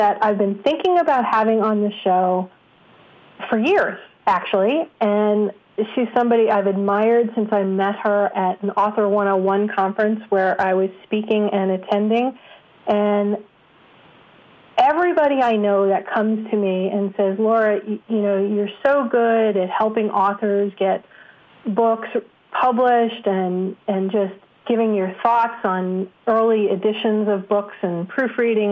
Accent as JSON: {"language": "English", "region": "New York", "country": "United States", "said": "I'm a New Yorker"}